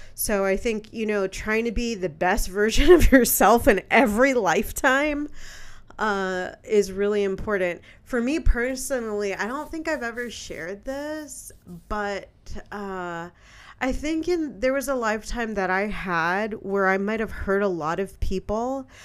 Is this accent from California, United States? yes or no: yes; San Francisco, California, United States; moved away; I'm born and raised in San Francisco, California. You know, that's my hometown